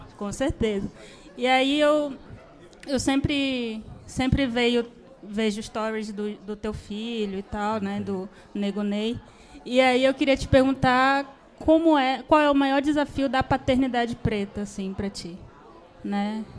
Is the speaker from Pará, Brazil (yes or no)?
yes; Belém, Pará, Brazil; moved away; eu sou de Belém do Pará, não sou paulista também